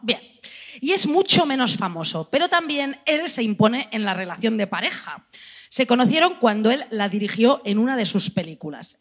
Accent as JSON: {"language": "Spanish", "country": "Spain", "said": "somos españolas"}